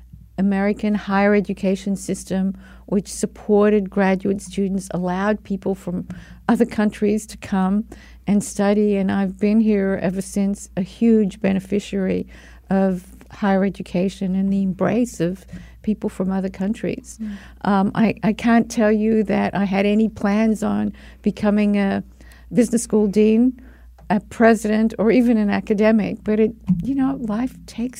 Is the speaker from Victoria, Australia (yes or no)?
yes; Melbourne, Victoria, Australia; I grew up in Melbourne, Australia